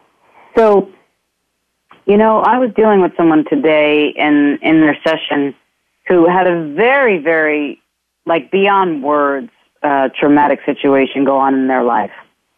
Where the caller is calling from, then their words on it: Ireland; I'm calling in from Ireland myself, so hello to wherever you all are and will be.